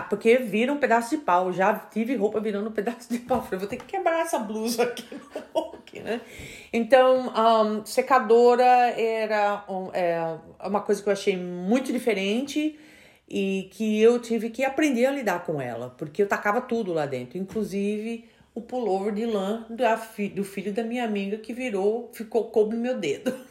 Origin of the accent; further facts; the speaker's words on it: Brazil; now in United States; a gente como brasileiro